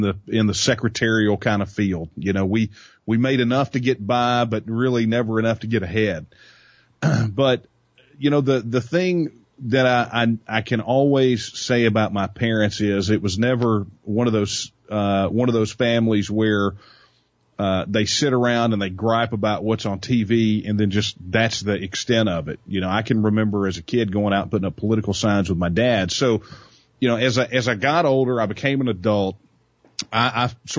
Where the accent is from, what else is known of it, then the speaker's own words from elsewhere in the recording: Northeast Texas, United States; I'm a sixth-generation Texan, and I was raised in Texas, born here, up in Northeast Texas